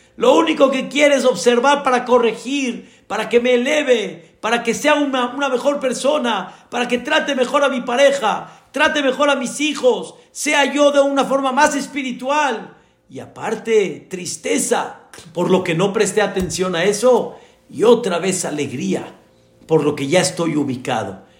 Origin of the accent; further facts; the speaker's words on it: Mexico; como decimos acá en México